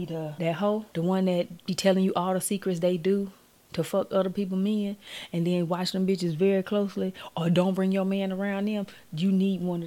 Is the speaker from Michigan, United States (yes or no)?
no; Gulfport, Mississippi, United States; I'm from Gulfport